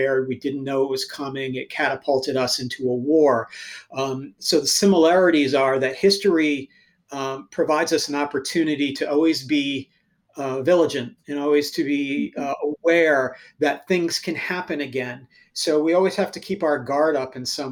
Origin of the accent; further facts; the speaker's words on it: United States; We're Americans